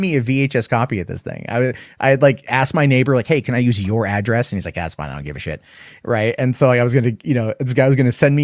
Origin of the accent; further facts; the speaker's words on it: San Diego, California, United States; I'm from San Diego